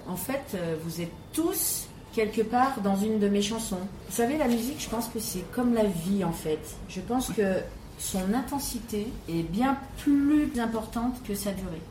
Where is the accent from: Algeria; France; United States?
France; Paris, Île-de-France; je suis née à Paris